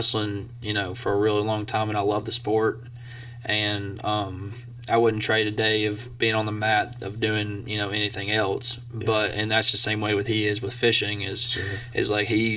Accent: Scottsboro, Alabama, United States; born or raised there; moved away as an adult; now in Blacksburg, United States

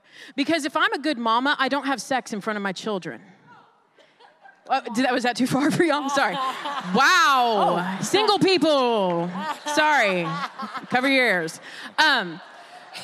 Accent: Dallas, Texas, United States; I'm actually from Dallas, and I go to the Oaks Church here in Red Oak, Texas

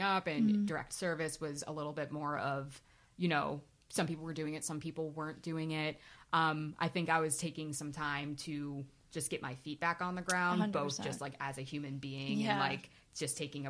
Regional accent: Warminster, Pennsylvania, United States; moved away as an adult; also born or lived in Albany, New York; I'm from the Warminster, Southampton area originally.

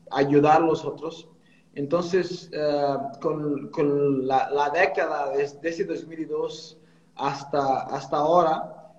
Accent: Portugal; Spanish is a second language; moved away; 2003 que, que, salí de Portugal y en 2008 empecé a trabajar con, directamente con...

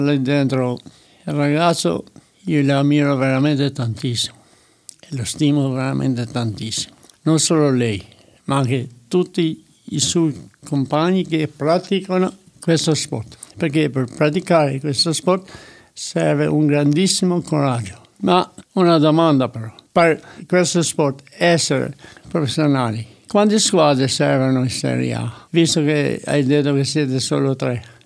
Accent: Albania; now in Italy; vengo dall'Albania

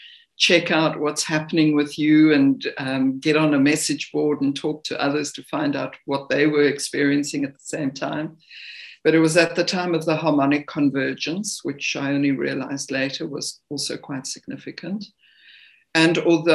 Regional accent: Zimbabwe; moved away as an adult; now in South Africa; I was born in the country known as Rhodesia, which is now Zimbabwe.

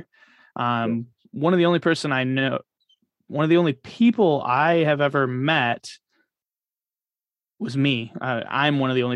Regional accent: Michigan, United States; now in Florida, United States; I grew up in Michigan

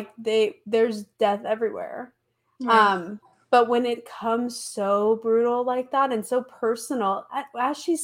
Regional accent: United States; I'm an American

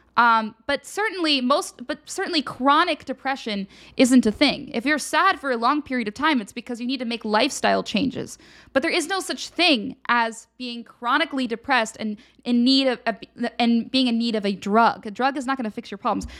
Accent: Radnor, Pennsylvania, United States; moved away; my hometown, Radnor, Pennsylvania

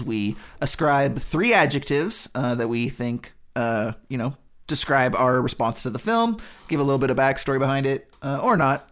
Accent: United States; as an American

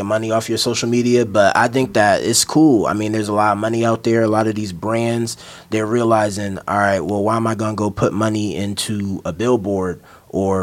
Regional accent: Maryland, United States; I'm from Maryland

